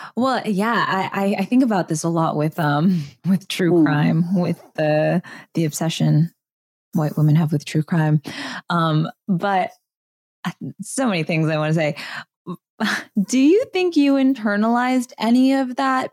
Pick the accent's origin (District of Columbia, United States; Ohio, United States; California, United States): California, United States; Southern; I grew up in Southern California in, in a white neighborhood